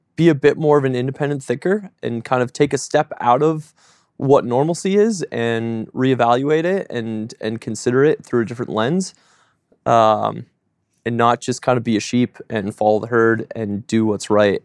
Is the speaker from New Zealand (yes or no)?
no; South Shore, south of Boston, Massachusetts, United States; now in Oregon, United States; growing up south of Boston, um, grew up frugal in a religious family